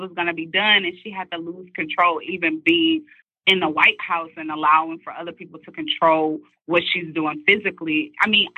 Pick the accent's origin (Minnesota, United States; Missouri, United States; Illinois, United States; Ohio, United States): Missouri, United States; St. Louis; moved away as an adult; Speaking as a Midwest girl, because she's from Chicago, I'm from St. Louis, Missouri